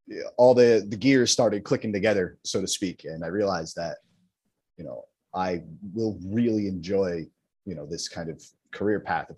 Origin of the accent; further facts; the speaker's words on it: New Jersey, United States; Born and raised in North Jersey, bounced around a bunch of different towns, but I'm currently living out of Bloomfield